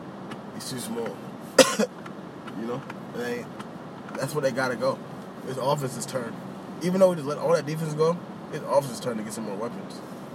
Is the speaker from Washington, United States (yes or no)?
yes; Seattle, Washington, United States; I'm from Seattle.